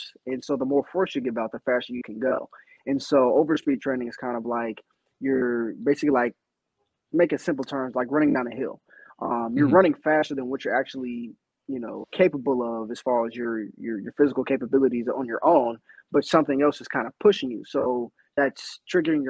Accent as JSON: {"language": "English", "region": "Northeast Ohio", "country": "United States", "moved": "as an adult", "lives_now": "Chicago, United States", "said": "I'm from Northeast Ohio"}